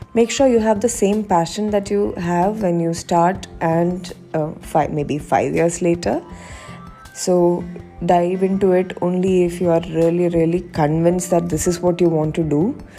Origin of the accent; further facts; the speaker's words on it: Kerala, India; I'm originally from Kerala.